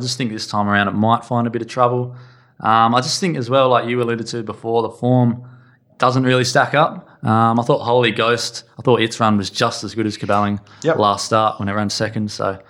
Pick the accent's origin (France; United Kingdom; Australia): Australia; Bunbury, Western Australia; I'm from Bunbury